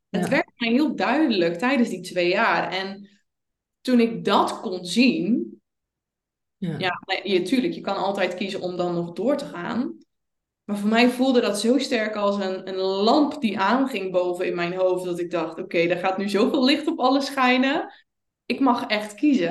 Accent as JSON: {"language": "Dutch", "region": "Zeelandic Flanders", "country": "Netherlands", "tie": "born or raised there", "said": "ik kom uit Zeeuws-Vlaanderen"}